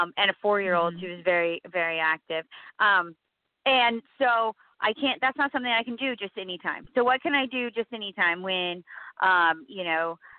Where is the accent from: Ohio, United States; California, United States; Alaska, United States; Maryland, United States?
California, United States; I'm from California